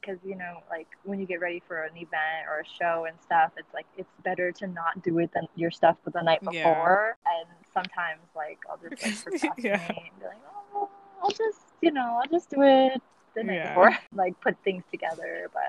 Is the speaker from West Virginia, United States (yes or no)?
no; Modesto, California, United States; moved away as an adult; now in San Francisco, United States; I am originally from the Central Valley, so a little town called Modesto. 209, what's up? Yes. So if you don't know, it's around like by Stockton and Fresno.